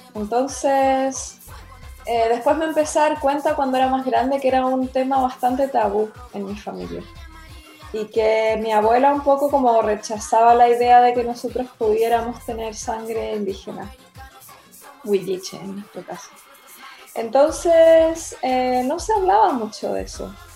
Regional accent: Santiago, Chile; moved away as an adult; also born or lived in Viña del Mar, Chile / Spain / Byron Bay area, Australia; now in Mullumbimby, Australia; yo nací en Santiago y me crié prácticamente entre Santiago y Viña.

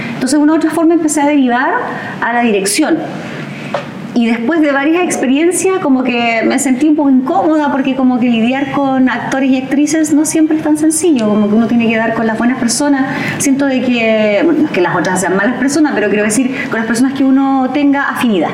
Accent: Coronel, Biobío, Chile; Yo que soy de aquí mismo, de, la, de, Coronel

